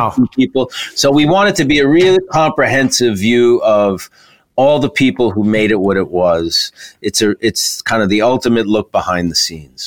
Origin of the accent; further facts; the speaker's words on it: New York, United States; as a New Yorker